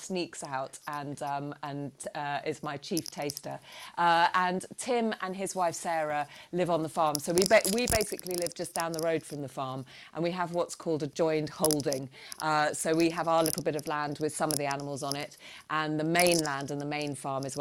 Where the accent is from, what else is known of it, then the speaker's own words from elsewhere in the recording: Berkshire, South East England, United Kingdom; moved away as an adult; also born or lived in London; I grew up in Berkshire, in the countryside next to a farm